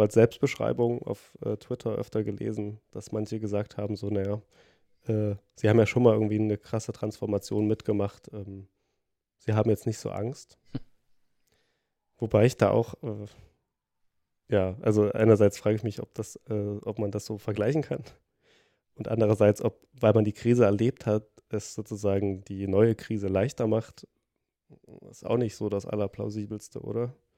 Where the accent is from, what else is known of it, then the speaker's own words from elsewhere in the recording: Thuringia, Germany; moved away; ich komme ja aus Thüringen